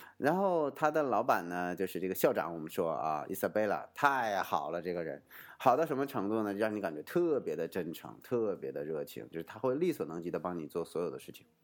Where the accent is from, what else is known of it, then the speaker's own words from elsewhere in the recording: China; 我们中国人